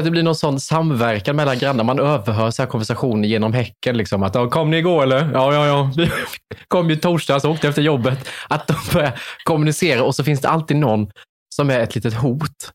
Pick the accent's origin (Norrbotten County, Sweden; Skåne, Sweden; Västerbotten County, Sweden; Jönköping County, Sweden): Jönköping County, Sweden; Värnamo; moved away; Jag kom från Värnamo, det är ännu mindre